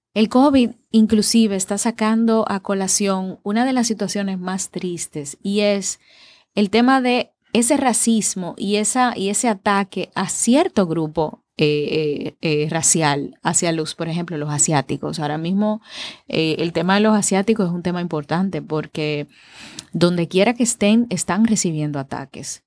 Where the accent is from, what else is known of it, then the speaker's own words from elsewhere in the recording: Dominican Republic; A nosotros los dominicanos